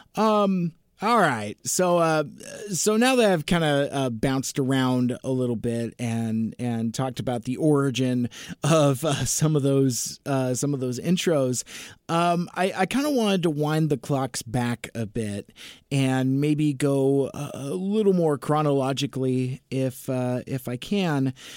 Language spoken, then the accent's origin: English; Seattle, Washington, United States; I was born in Seattle. I've lived in the, in the Seattle area my entire life. It's my home